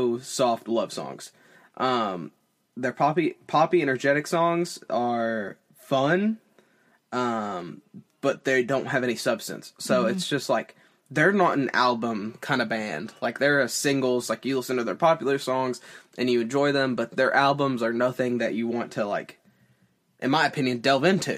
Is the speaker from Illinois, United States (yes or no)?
no; Tennessee, United States; I'm a dude from Tennessee